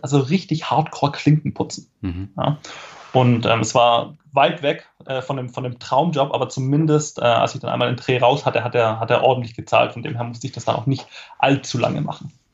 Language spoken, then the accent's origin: German; Esslingen, Baden-Württemberg, Germany; Bin aufgewachsen in äh, Esslingen, das ist eine, ja, eine Stadt in der Nähe von Stuttgart